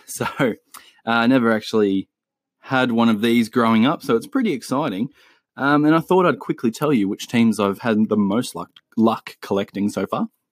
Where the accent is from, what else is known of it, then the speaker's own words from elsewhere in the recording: Australia; also born or lived in Chile; me being Australian and, uh, giving you the Aussie influence